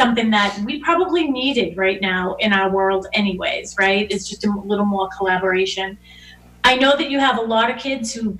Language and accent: English; Boston, Massachusetts, United States; I grew up in Dorchester. You know, we're on the corner, hanging out on the corner